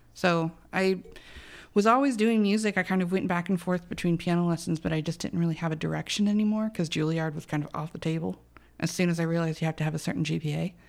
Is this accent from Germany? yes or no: no; Arizona, United States; my mom was born here, I was born here.